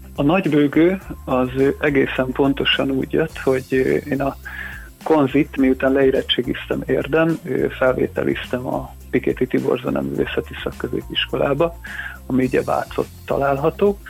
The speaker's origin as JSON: {"language": "Hungarian", "town": "Érd", "region": "Pest", "country": "Hungary", "tie": "born or raised there", "moved": "as an adult", "lives_now": "Budapest, Hungary", "said": "érdem, Sándor utcában nőttem föl, ide jártam ugye iskolába, gimnáziumba is, ott érettségiztem"}